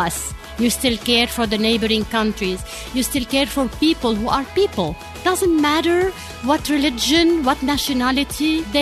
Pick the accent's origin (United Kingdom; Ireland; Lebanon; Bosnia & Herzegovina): Lebanon; I was born and raised in Lebanon, as I said, and my childhood was a bit tough.